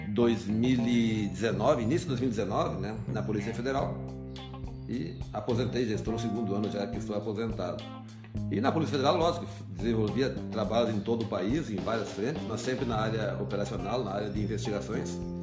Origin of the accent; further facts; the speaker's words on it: Antônio Juiz, Rio Grande do Sul, Brazil; also born or lived in Santo Ângelo; eu sou um filho de Antônio Juiz, nasci no Antônio Juiz, vim para Santo Ângelo logo com 11 anos de idade